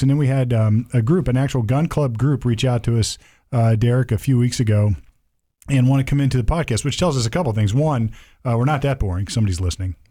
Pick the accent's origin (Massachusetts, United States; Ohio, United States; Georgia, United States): Ohio, United States; Sunbury; I grew up out in Sunbury, Ohio